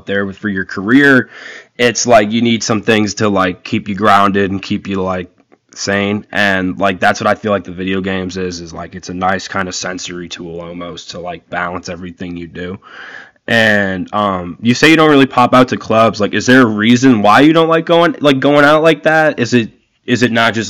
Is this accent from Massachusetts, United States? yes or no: yes; Massachusetts, United States; now in Chicago, United States; growing up in Massachusetts